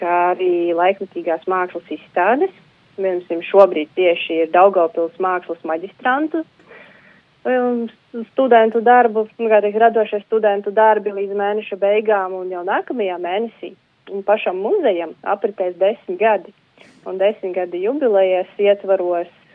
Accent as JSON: {"language": "Latvian", "town": "Galēni", "region": "Latgale", "country": "Latvia", "moved": "yes", "said": "es esmu no Varakļāna novada, tepat līdzās Preļu novadam no Galēniem"}